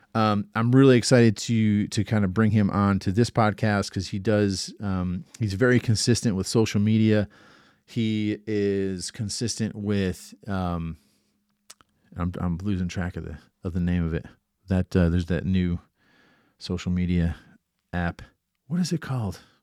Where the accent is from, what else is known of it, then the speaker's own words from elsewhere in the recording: Atlanta, Georgia, United States; we're both from the Atlanta area